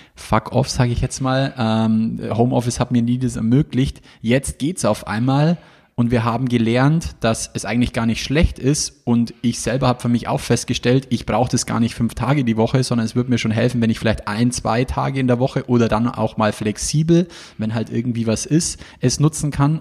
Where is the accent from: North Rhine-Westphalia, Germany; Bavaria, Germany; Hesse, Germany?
Bavaria, Germany; bei uns in Bayern